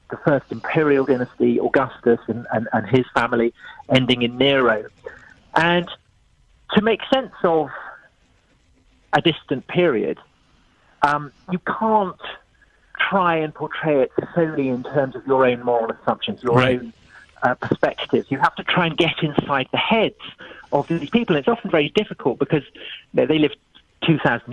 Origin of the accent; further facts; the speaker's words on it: United Kingdom; I was brought up in Church of England here in Britain